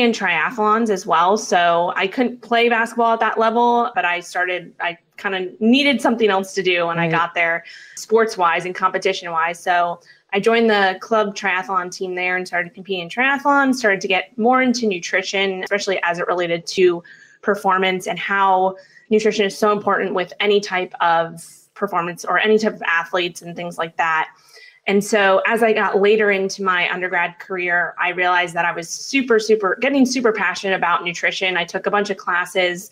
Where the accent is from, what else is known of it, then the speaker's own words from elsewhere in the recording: New York City, New York, United States; I grew up in Manhattan, New York. That's where I'm originally from